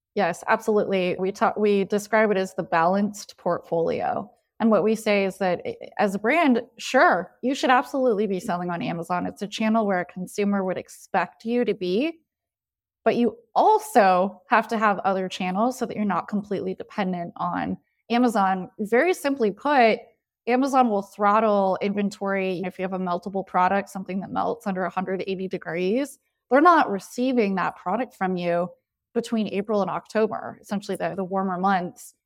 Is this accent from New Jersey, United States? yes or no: no; Santa Barbara, California, United States; now in Austin, United States; I was born and raised in Santa Barbara, California, so I'm a, a Southern Californian